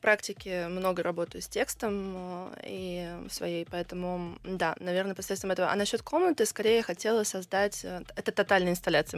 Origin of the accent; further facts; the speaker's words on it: Georgia; now in Russia; мой папа грузин, и я всё детство провела в Грузии